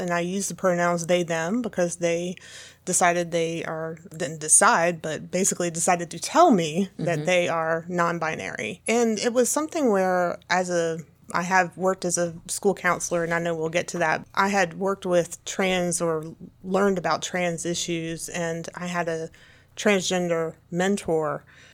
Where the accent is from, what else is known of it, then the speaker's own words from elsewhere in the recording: Pendleton, South Carolina, United States; I come from Pendleton, South Carolina.